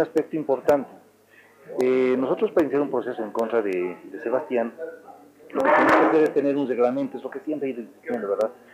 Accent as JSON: {"language": "Spanish", "region": "Oruro", "country": "Bolivia", "said": "somos orureños"}